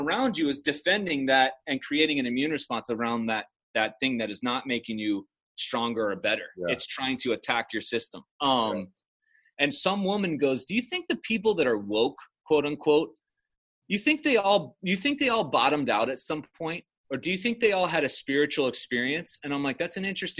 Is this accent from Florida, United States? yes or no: no; Chicago, Illinois, United States; this dipshit from Chicago